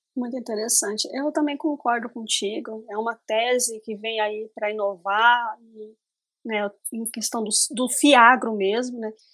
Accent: interior of Paraná, Brazil; eu sou do interior do Paraná, então a minha região aqui é extremamente agrícola

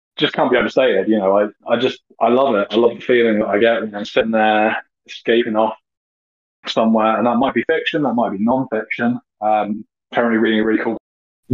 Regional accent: United Kingdom

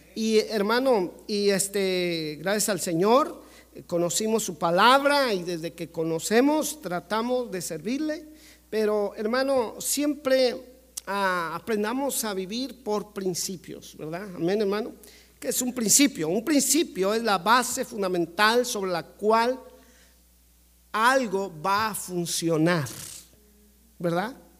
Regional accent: Mexico; Como mexicano

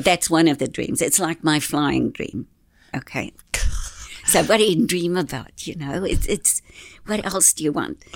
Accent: Orewa, Auckland, New Zealand; also born or lived in Whangaparaoa; I'm from Orewa

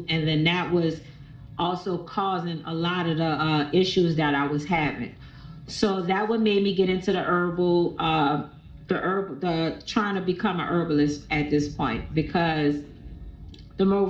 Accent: New Orleans, Louisiana, United States; I'm from here in New Orleans, Louisiana

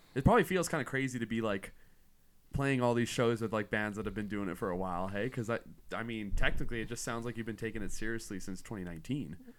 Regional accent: near Tofield, Alberta, Canada; near my hometown, like, near Tofield

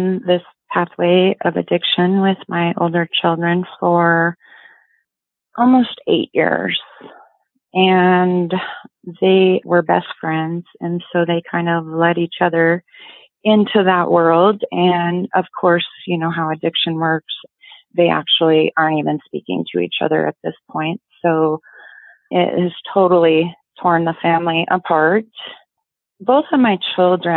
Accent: Yakima, Washington, United States; I'm from Yakima, Washington, born and raised

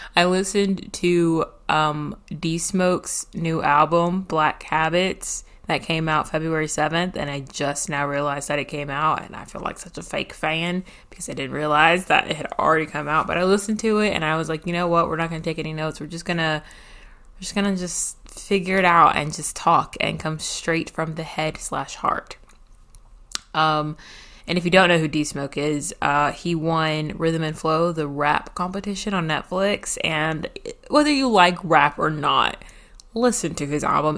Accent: Nashville, Tennessee, United States; was raised around Nashville slash in Nashville

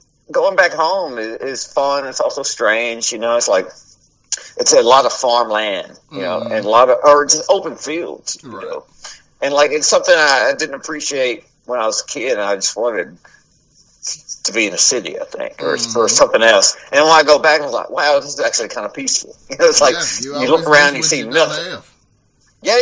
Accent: Forest City, Arkansas, United States; now in Nashville, United States; I grew up in, like, Forest City, Arkansas

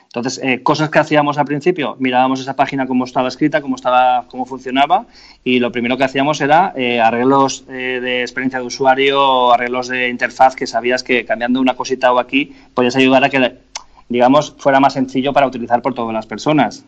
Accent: Spain; todos los españoles tenemos una empresa eléctrica en casa

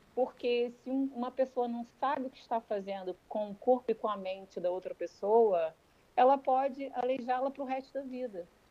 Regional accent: Rio de Janeiro, Brazil; moved away as an adult; now in Portugal; como eu sou do Rio de Janeiro

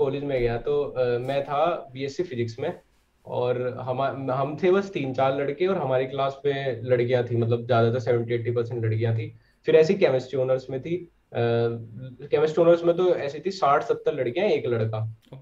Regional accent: Sisauli, Uttar Pradesh, India; मैं सिसोली से ही हूँ

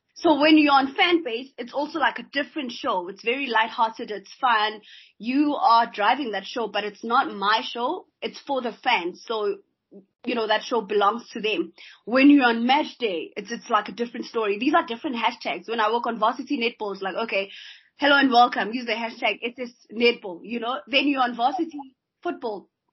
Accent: South Africa; as a South African man

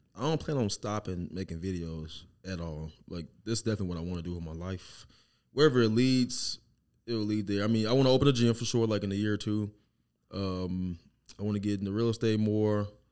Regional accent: Lauderdale, Mississippi, United States; also born or lived in Biloxi, Mississippi; now in Kansas City, United States; I was raised in Lauderdale, but we were in Biloxi before Katrina

